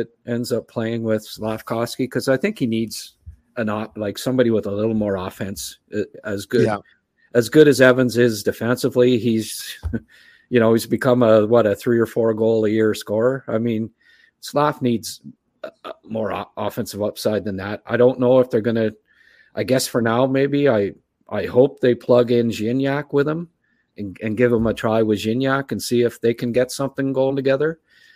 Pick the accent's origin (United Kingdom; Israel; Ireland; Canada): Canada; Ottawa, Ontario; the Ottawa 67s, and that's my hometown junior team